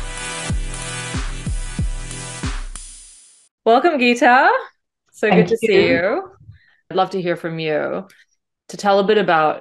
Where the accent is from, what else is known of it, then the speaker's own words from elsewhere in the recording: Singapore; I grew up in Singapore